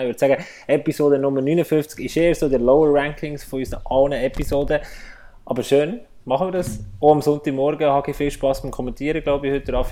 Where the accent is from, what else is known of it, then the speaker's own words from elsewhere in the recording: Bern, Switzerland; Und das sage ich als Berner